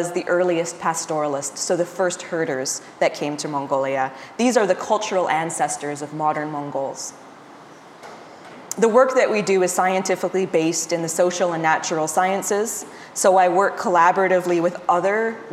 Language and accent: English; Nova Scotia, Canada; also born or lived in Montreal, Canada / Arizona, United States / California, United States; now in Peterborough, Canada; I grew up in Nova Scotia